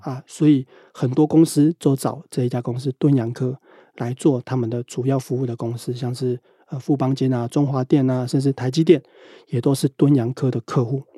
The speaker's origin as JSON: {"language": "Chinese", "town": "Pingtung", "region": "Pingtung County", "country": "Taiwan", "moved": "yes", "lives_now": "northern Taiwan", "said": "现在是在北部上班，但是我是屏东人"}